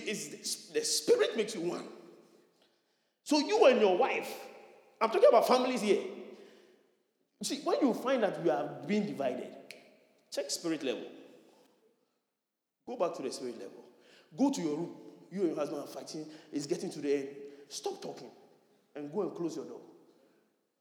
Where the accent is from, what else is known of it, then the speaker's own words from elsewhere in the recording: Nima, Greater Accra, Ghana; I'm a Nima boy